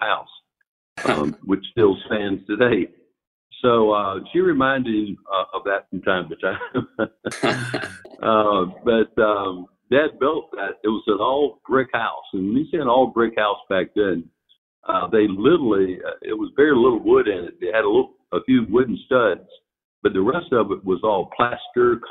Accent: Rincon, Georgia, United States; also born or lived in Savannah, Georgia; growing up in Rincon was a treat

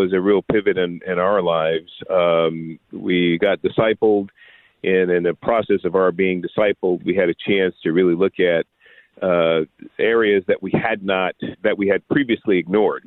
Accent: San Francisco, California, United States; I was born and raised in San Francisco in abject poverty

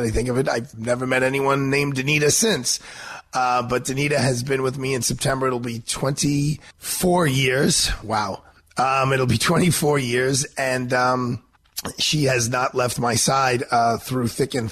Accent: New York City, New York, United States; a small-time country lawyer like I am from Brooklyn, New York

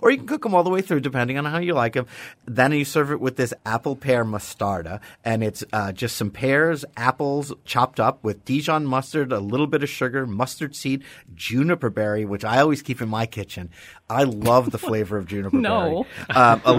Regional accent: New York City, New York, United States; Growing up in New York City

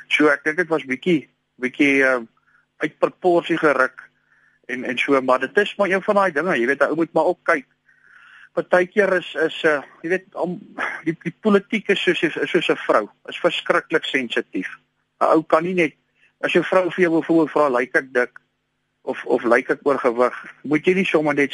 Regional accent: Gauteng, South Africa; Ek is van die Oosrand oorspronklik wat die valke dien te warm nie.

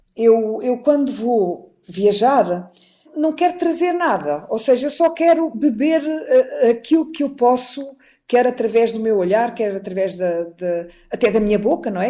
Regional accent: Portugal; also born or lived in Lisbon; vivemos em Lisboa uhum. e em Portugal, somos portugueses

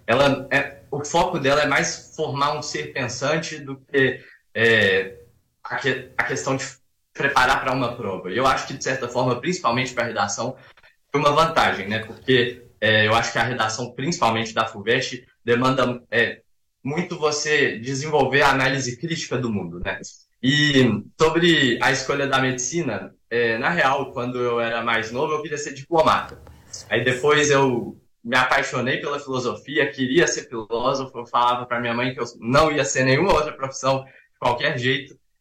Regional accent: Belo Horizonte, Minas Gerais, Brazil; eu sou de BH, tenho 19 anos

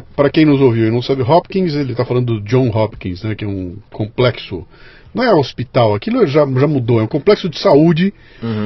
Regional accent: Bauru, São Paulo, Brazil; moved away; Eu sou de Bauru

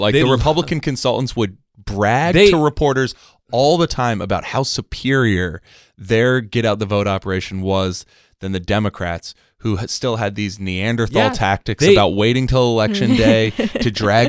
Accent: San Diego, California, United States; the old rules that I grew up with in San Diego politics

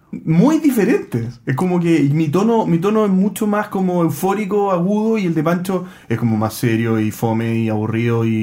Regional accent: Valparaíso, Chile; Por cierto, JP, por acá hay un comprador potencial. Soy de Valparaíso.

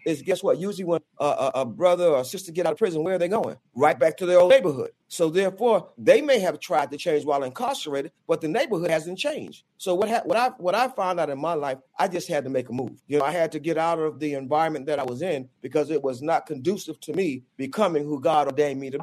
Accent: New York City, New York, United States; also born or lived in Wilmington, North Carolina; my roots started in Wilmington, North Carolina, but I was raised in Brooklyn, New York, in a section of Brooklyn called Bed-Stuy

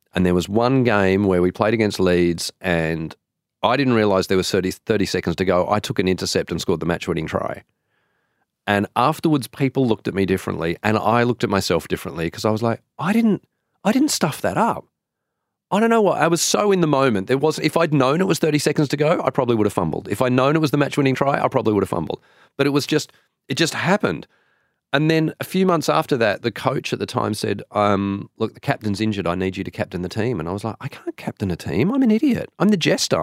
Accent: Sydney, New South Wales, Australia; I grew up in Sydney

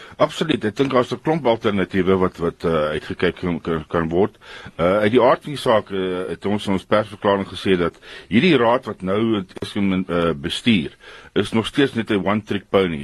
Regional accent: South Africa; ons as Afrikaners

